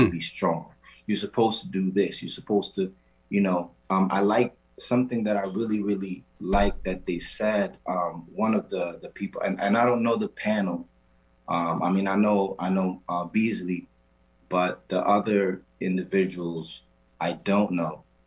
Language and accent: English; Puerto Rico; moved away; I'm from an island called Puerto Rico, um, better known to us as Borinquen